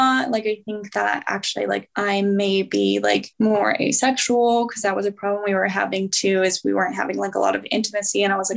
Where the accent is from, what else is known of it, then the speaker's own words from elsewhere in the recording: California, United States; moved away as an adult; also born or lived in Boise; I'm from California